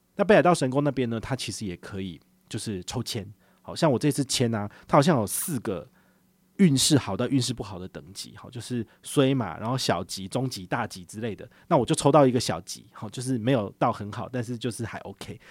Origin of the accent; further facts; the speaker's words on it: Taiwan; 知道我们是台湾人